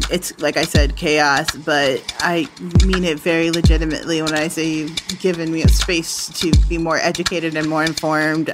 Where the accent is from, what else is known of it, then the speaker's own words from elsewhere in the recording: United States; being an American